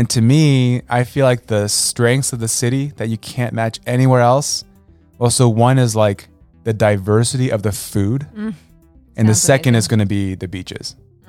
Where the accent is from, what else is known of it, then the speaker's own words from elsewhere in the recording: Los Angeles, California, United States; I grew up in Los Angeles. I love LA.